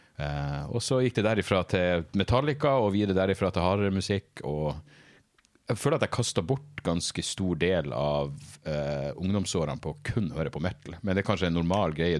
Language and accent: Norwegian; Narvik, Nordland, Norway; i Narvik, der jeg vokste opp